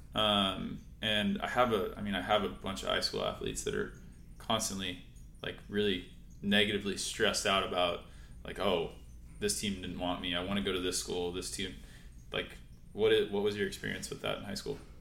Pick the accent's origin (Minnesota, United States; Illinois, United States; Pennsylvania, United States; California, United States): California, United States; San Clemente; We grew up in San Clemente together